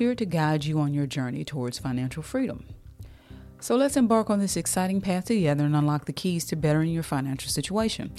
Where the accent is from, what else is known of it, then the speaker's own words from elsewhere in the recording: United States; also born or lived in the South (US); I'm from America. I'm in the South.